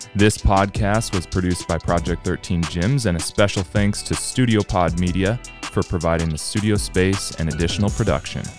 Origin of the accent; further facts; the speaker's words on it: Minnesota, United States; now in Canada; In Minnesota, we consider a toboggan a sled